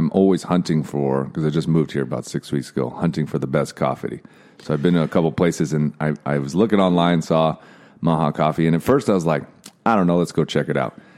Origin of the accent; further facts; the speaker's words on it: Southlake, Texas, United States; now in Austin, United States; I did not grow up in Austin. I grew up in Texas.